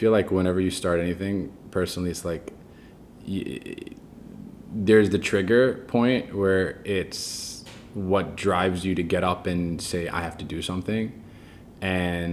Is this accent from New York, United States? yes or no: yes; New York City, New York, United States; So I was born in Queens, New York. My parents are immigrants, Egyptian Muslims. I grew up in, I'd say, more of a conservative Muslim household